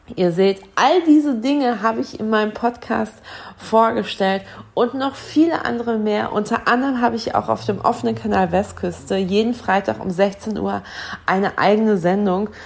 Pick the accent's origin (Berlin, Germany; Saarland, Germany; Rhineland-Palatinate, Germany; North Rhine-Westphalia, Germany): North Rhine-Westphalia, Germany; Dortmund; moved away; also born or lived in Flensburg; in meiner alten Heimat in Dortmund